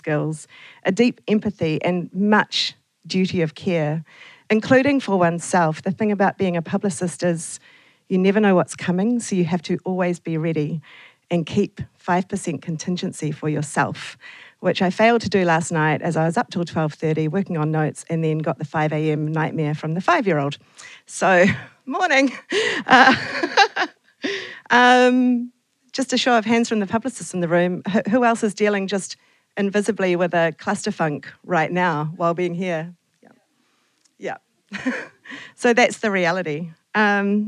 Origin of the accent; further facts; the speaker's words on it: Auckland, New Zealand; also born or lived in Lower Hutt / Naenae / Wellington / Christchurch; I then spent all of my school years in Papatoetoe.